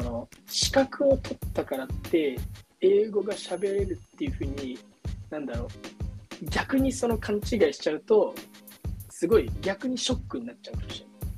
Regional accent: Japan; moved away as an adult; now in Little Rock, United States; 日本人として

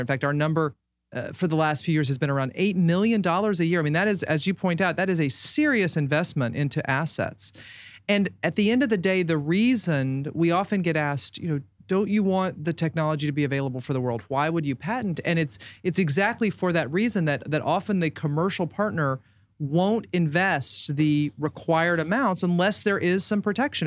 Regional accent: Baltimore, Maryland, United States; I was from Baltimore

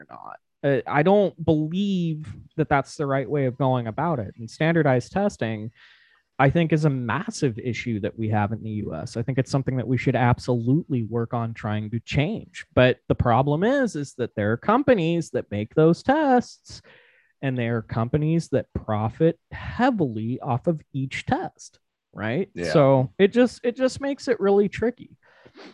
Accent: Nevada, United States; I'm a massive, massive, massive fan of my home state. I love where I grew up, the land

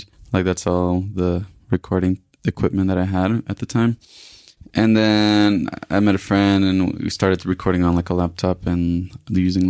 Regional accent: Colombia; now in Dallas, United States; I'm originally from Colombia

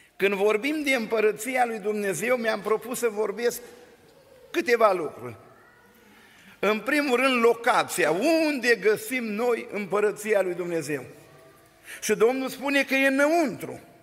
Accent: Bosanci, Suceava County, Romania; now in Oradea, Romania; din Bosanci, din Suceava și din România

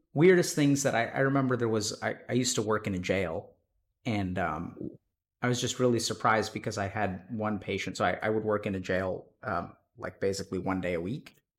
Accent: East Texas, United States; moved away as an adult; also born or lived in Austin, Texas; I grew up in Texas, East Texas

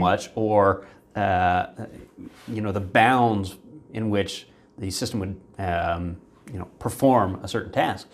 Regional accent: Virginia, United States; I grew up in Virginia

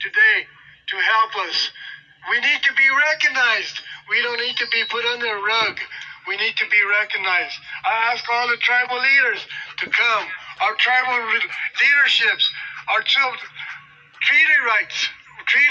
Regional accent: Rosebud, South Dakota, United States; now in Rapid City, United States; I come from Rosebud

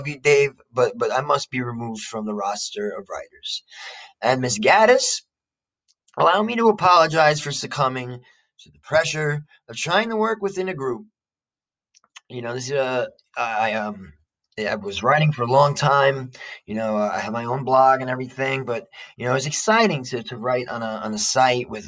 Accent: Jersey City, New Jersey, United States; I'm an American from Jersey City

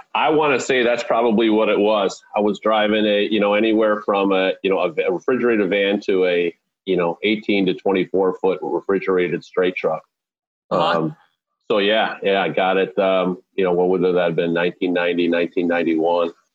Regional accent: Wheaton, Illinois, United States; also born or lived in Southern California; we landed in Wheaton, Illinois, in the early 1970s, and that's where I was really raised.

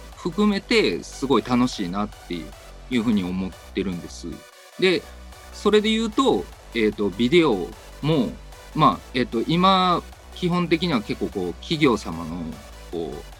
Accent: Kyoto, Japan; moved away as an adult; now in Osaka, Japan; 京都の出身でございまして、10年ほど前から大阪に来ております。

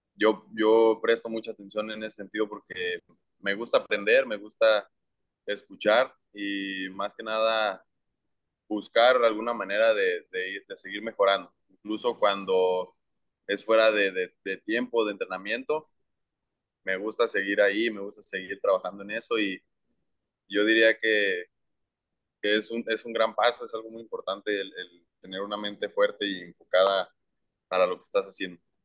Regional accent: Durango, Mexico; tengo 16 años, soy de Durango y soy prospecto de los marineros de Seattle

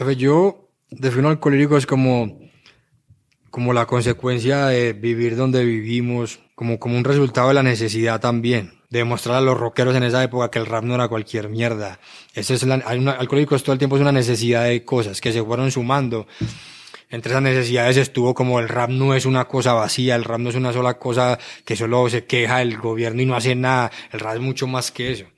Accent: Medellín, Antioquia, Colombia; todos los pelados que crecimos en Aranjuez

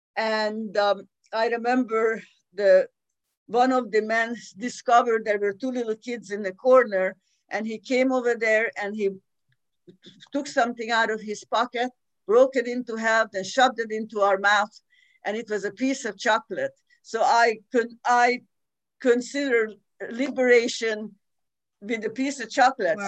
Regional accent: Budapest, Hungary; I was born in 1941 in Budapest, Hungary

